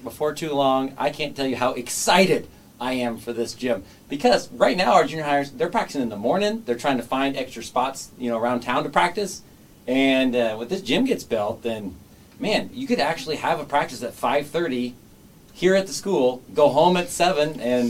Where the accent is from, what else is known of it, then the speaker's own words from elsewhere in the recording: Kansas, United States; I'm from Bendina, Kansas, so I know all about that kind of stuff.